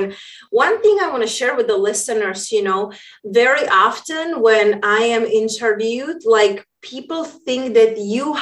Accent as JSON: {"language": "English", "country": "Czechia", "tie": "born or raised there", "also_born_or_lived": "London / Spain", "moved": "yes", "said": "when I was growing up in Europe, hence that's where my accent is from. I grew up in a small town in Czech Republic."}